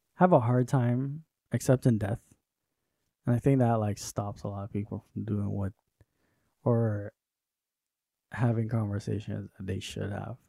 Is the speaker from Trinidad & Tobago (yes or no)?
yes; Trinidad & Tobago; moved away; I grew up in Trinidad with my mom